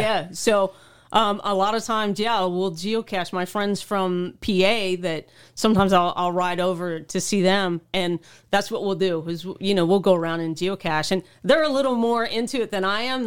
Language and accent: English; Oklahoma, United States; moved away as an adult; now in New York, United States; I grew up in Oklahoma